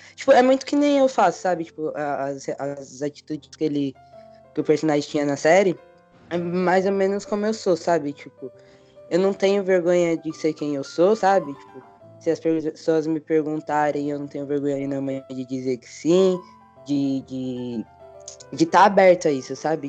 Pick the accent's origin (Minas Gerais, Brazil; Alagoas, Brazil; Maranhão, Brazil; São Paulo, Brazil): São Paulo, Brazil; tenho 22 anos, sou de São Paulo, sou homem trans